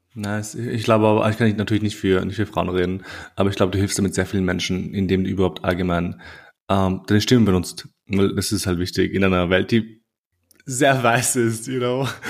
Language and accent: German; Austria; also born or lived in Kosovo; ich bin auch in Österreich aufgewachsen